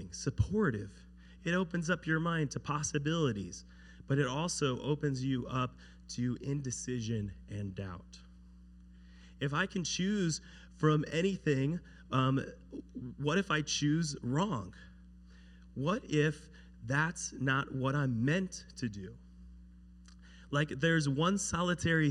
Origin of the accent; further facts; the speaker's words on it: United States; growing up in America, everything's kind of laid out for you